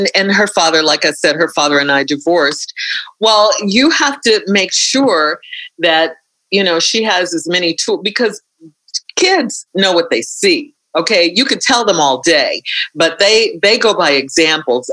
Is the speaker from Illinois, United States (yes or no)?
yes; Chicago, Illinois, United States; in Chicago, growing up in Chicago, like listening to WVON and Herb Kent